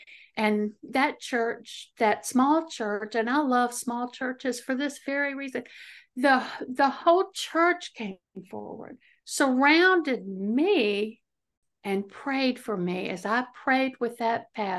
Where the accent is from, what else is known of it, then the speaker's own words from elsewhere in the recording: Chesterfield, Virginia, United States; No, I'm from Virginia. I live in Central Virginia, a little county. Well, it's not so little, called Chesterfield. It's right outside of Richmond, Virginia.